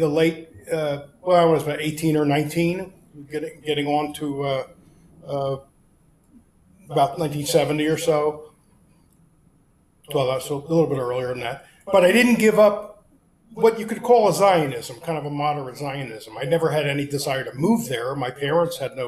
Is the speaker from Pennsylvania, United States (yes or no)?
yes; Philadelphia, Pennsylvania, United States; moved away; also born or lived in Washington, D.C.; I grew up in Philadelphia in a Jewish family